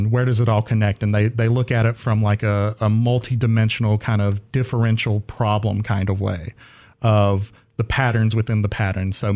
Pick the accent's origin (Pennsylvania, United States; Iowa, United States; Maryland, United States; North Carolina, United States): North Carolina, United States; Faison; so I am from Faison, North Carolina, which is in the southeastern part of North Carolina